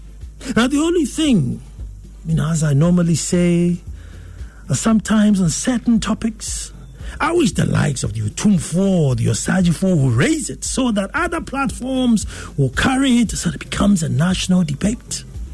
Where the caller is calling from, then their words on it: Dansoman, Greater Accra, Ghana; Hi, I'm tuned in from Dansoman